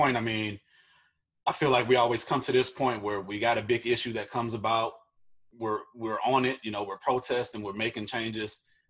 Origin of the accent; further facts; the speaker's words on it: Ferguson, Missouri, United States; I grew up in Ferguson. You know, so where Mike Brown was killed, where they were protesting, all that's my neck of the woods